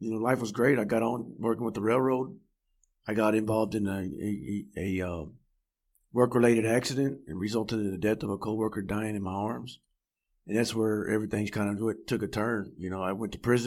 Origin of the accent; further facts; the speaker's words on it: Fort Worth, Texas, United States; Born and raised in Fort Worth, Texas